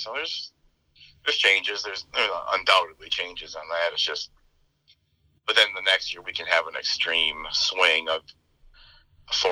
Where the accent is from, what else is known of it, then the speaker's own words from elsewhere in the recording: central/southern Minnesota, United States; moved away as an adult; now in South Dakota, United States; I'm only 3.5 hours away from my hometown